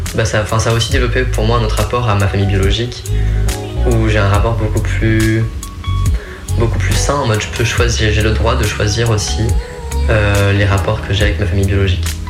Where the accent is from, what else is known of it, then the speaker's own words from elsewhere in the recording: Creuse, Nouvelle-Aquitaine, France; je viens de Creuse, hein, donc euh, il faut le contexte aussi, hein, la campagne profonde